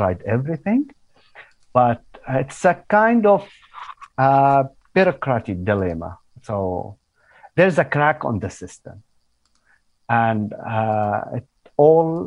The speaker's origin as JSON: {"language": "English", "town": "Suwayda", "region": "As-Suwayda Governorate", "country": "Syria", "also_born_or_lived": "Dubai, United Arab Emirates / Kuala Lumpur, Malaysia", "second_language": "English", "moved": "as an adult", "lives_now": "Canada", "said": "I'm from Syria originally, from a city called Suweida"}